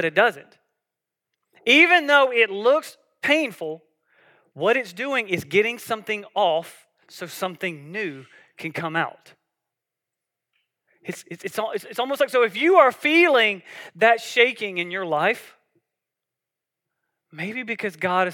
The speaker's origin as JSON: {"language": "English", "region": "South Georgia", "country": "United States", "tie": "born or raised there", "said": "I grew up in South Georgia"}